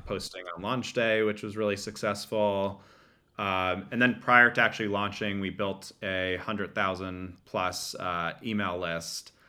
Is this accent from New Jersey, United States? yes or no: yes; Bergen County, northern New Jersey, United States; grew up in northern New Jersey in, uh, Bergen County, about forty-five minutes outside, uh, New York City.